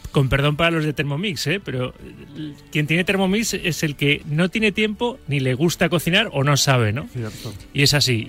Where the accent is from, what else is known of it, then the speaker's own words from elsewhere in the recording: Valencian Community, Spain; moved away as an adult; now in Madrid, Spain; Yo soy valenciano Llevo 20 años aquí en Madrid